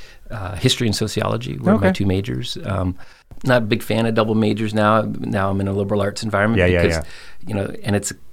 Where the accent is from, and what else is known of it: Belleville, Ontario, Canada; born or raised there; also born or lived in Nova Scotia / Monterey, California